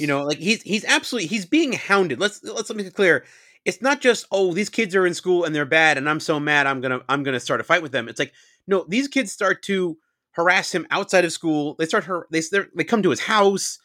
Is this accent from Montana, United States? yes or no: no; New York suburbs, United States; I'm from New York, but I grew up in the suburbs